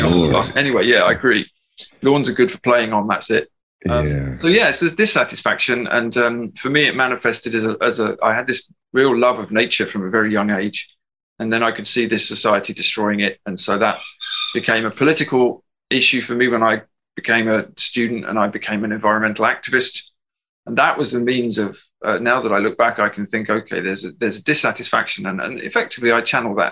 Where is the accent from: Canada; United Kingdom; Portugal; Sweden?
United Kingdom; England; moved away as an adult; now in Ireland; I'm English